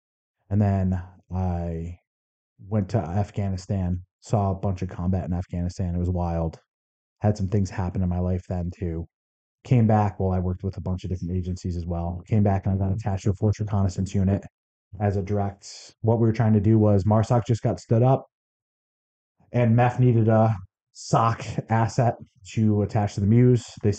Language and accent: English; Connecticut, United States; moved away as an adult; now in Arizona, United States; I was 16 and a half when September 11th happened, growing up in Connecticut